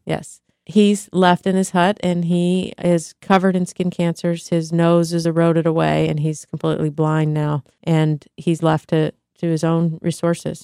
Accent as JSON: {"language": "English", "country": "United States", "said": "being American"}